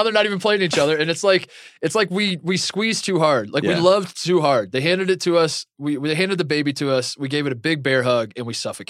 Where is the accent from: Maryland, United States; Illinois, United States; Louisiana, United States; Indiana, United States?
Indiana, United States; now in Los Angeles, United States; well, actually I'm from Indiana.